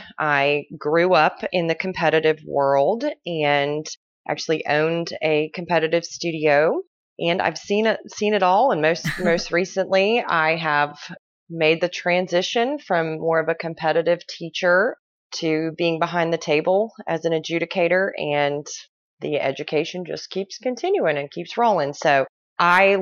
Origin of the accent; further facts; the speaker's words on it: Irmo, South Carolina, United States; also born or lived in Southeast Georgia; now in Beaufort, United States; I grew up in Irmo, South Carolina, and then I moved to Southeast Georgia and then moved up to Beaufort, South Carolina.